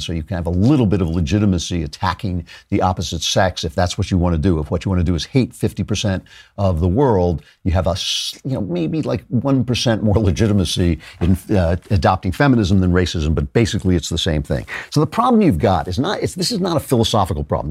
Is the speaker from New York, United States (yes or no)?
yes; New York, United States; I'm from New York